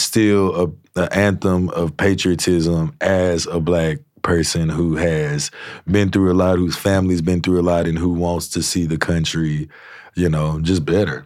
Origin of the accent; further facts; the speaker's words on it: Shreveport, Louisiana, United States; I grew up in Shreveport and the Red River just run through it